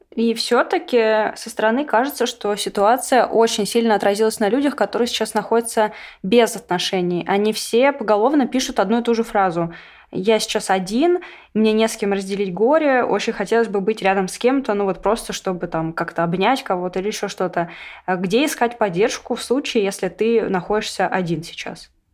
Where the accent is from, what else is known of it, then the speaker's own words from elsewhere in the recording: Russia; я россиянка